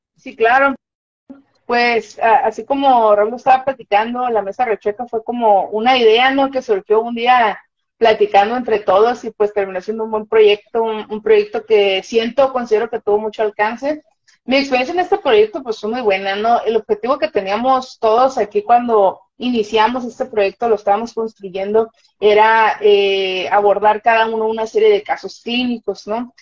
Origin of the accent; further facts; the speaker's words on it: Mazatlán, Sinaloa, Mexico; yo soy de la ciudad de Mazatlán, Sinaloa, aquí por los Mazatlanes